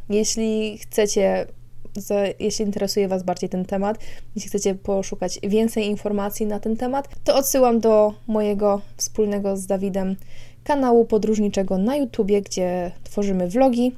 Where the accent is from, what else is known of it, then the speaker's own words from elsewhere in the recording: Poland; jesteśmy z Polski